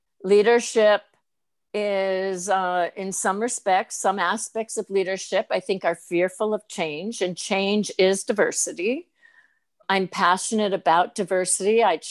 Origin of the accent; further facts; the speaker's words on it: Northeast, United States; I knew I was being labeled because I'm from the Northeast